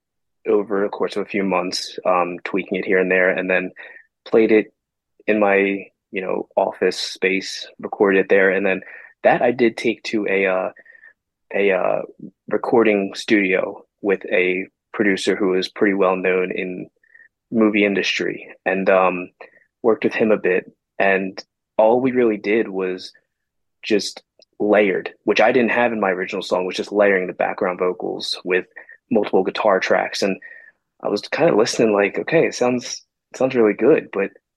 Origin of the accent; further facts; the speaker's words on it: Blackwood, New Jersey, United States; I am from South Jersey in Blackwood, New Jersey area